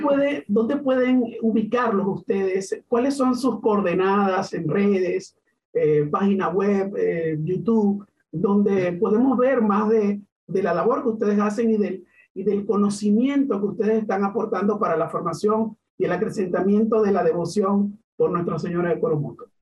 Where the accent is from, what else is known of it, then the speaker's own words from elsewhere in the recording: Venezuela; moved away; los venezolanos, tanto los que están dentro como los que estamos fuera